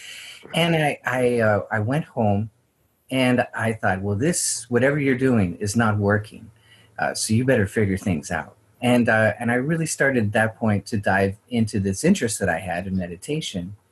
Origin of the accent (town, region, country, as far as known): Idaho Panhandle and Spokane, United States; born or raised there